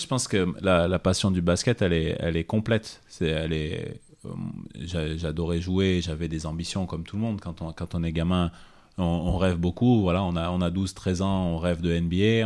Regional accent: Clermont-Ferrand, Auvergne-Rhône-Alpes, France; rester chez moi à Clermont

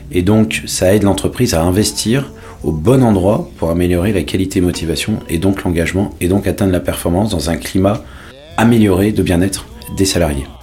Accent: Paris, Île-de-France, France; born there; also born or lived in Marseille / London; j'ai 43 ans, je suis né à Paris et après j'ai vécu dans plusieurs villes de, France, euh, Marseille, et ensuite j'ai vécu à Londres, mais j'ai eu la chance de vivre longtemps à l'étranger.

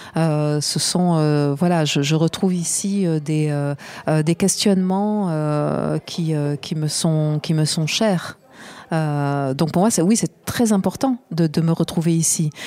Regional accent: Marseille, Provence-Alpes-Côte d'Azur, France; j'ai grandi à Marseille

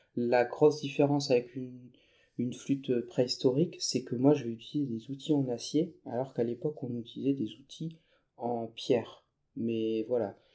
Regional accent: northern France, France; je suis retourné dans ma, ma région d'origine, dans le nord de la France.

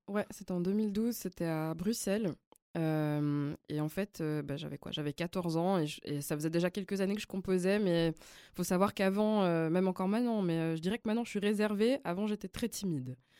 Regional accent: Lausanne, Vaud, Switzerland; first language Flemish; French is a second language; also born or lived in Belgium; j'ai grandi à Lausanne, j'ai fait mes études à Lausanne

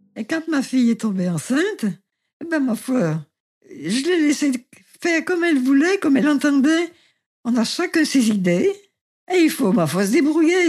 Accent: Saint-Étienne, Auvergne-Rhône-Alpes, France; je suis née à Saint-Étienne le 9 mars

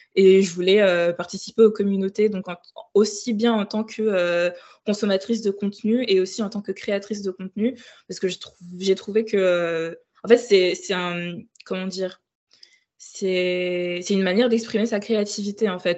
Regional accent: Ouagadougou, Centre, Burkina Faso; moved away as an adult; also born or lived in Île-de-France, France; now in Lyon, France; j'ai grandi au Burkina Faso, donc à Ouagadougou, jusqu'à mon bac. Et j'ai déménagé en France donc, en 2015.

